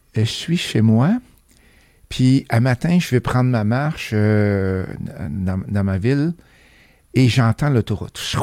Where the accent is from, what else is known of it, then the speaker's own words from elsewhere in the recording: Saint-Prosper, Quebec, Canada; accent: beauceronne; moved away as an adult; also born or lived in Sherbrooke / Mississauga, Ontario; je suis originaire de la Beauce, fait que s'il y a des mots des fois que, que ça ne sonne pas montréalais, ça c'est mon origine beauceronne